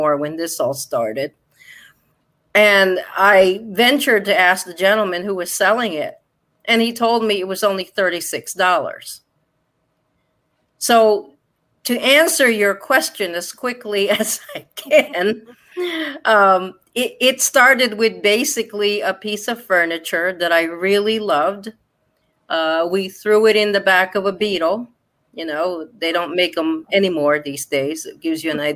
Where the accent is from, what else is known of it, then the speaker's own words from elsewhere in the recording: Connecticut, United States; locally where I grew up in Connecticut